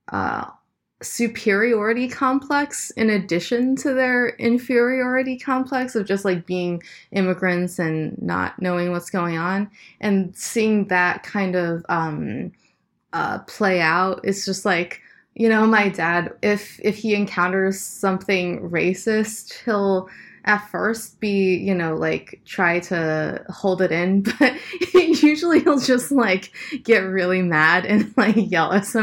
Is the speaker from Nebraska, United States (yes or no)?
yes; Nebraska, United States; also born or lived in Boston, United States / Ohio, United States; Yeah, it was. Uh, I mean, I wasn't always in Nebraska. Like, um, my my dad was in graduate school at first, so we moved from like um, like Boston to Ohio to Sou